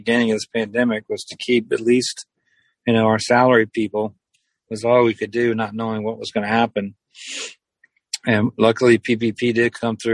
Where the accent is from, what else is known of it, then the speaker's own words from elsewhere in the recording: Cajun part of Louisiana, United States; I grew up in Louisiana, so I had it forever. I grew up in the Cajun part of the state